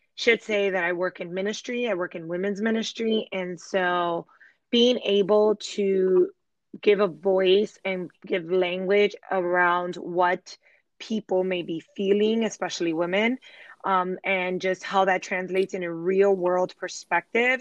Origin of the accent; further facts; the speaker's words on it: Chicago, Illinois, United States; moved away as an adult; now in Charlotte, United States; I am a Chicago native. So I was born and raised in Chicago, and my family and I relocated to Charlotte, North Carolina three years ago